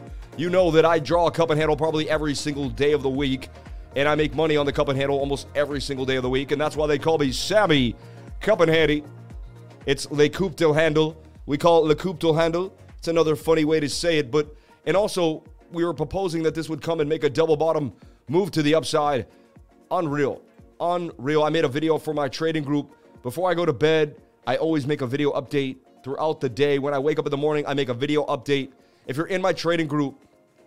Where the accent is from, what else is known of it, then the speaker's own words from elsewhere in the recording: Boston, Massachusetts, United States; I grew up in Boston, Mass., going up the Freedom Trail